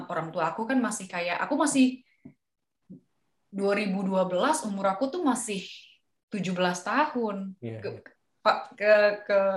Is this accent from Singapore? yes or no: yes; Singapore; karena aku datang dari Singapura jadi nggak harus ambil TOEFL.